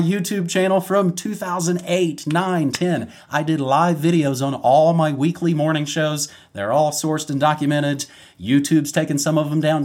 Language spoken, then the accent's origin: English; West Virginia, United States; I'm from West Virginia. You fire a potato gun out in the woods.